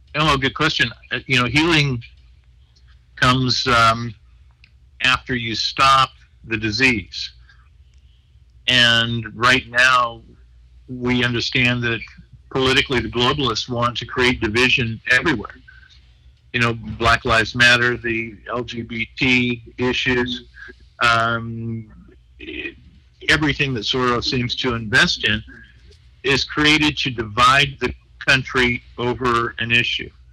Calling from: Long Beach, California, United States; I'm calling from Long Beach, California

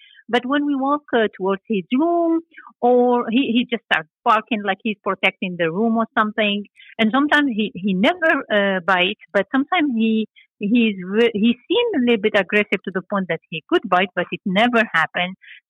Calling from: Lexington, Massachusetts, United States; I'm calling from Lexington, half an hour drive from Boston, Massachusetts.

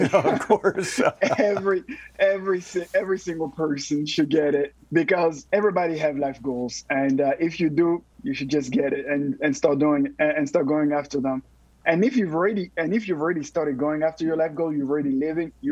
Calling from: San Antonio, Texas, United States; Oh, San Antonio, Texas.

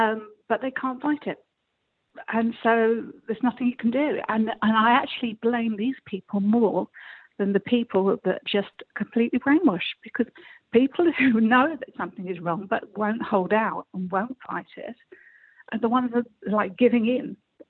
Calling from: South East England, United Kingdom; I'm calling from Kent.

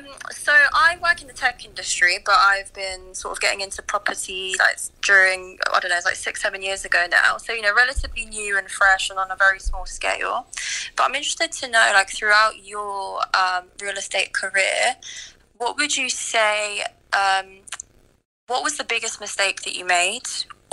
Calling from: London, United Kingdom; I'm calling from London.

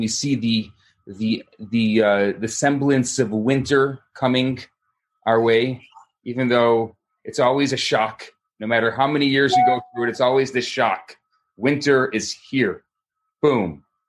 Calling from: Montreal, Quebec, Canada; Hi, everybody. … I'm coming from Montreal, Canada.

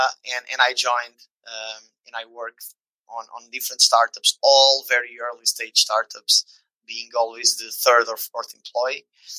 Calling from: Lisbon, Portugal; I'm tuning in from Lisbon in Portugal, like southwest corner of the European continent.

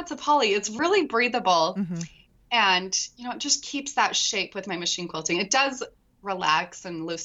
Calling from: Utah, United States; I'm in Utah, southern Utah.

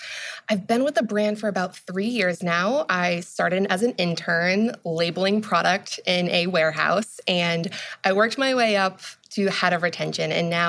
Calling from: Salem, New Hampshire, United States; I'm calling in from Salem, New Hampshire. It's where our office is. It's outside of Boston.

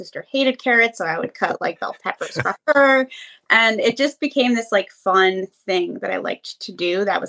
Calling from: Pennsylvania, United States; Yeah, so I'm calling from Pennsylvania.

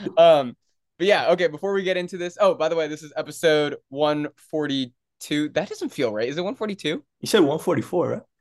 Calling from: New Jersey, United States; Yeah, and I'm live from New Jersey with my little cousin Lolo.

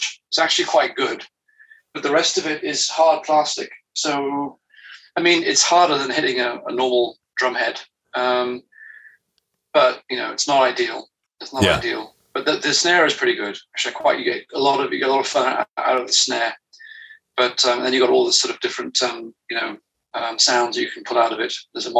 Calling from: France; I'm dialing in from France, a wonderful country.

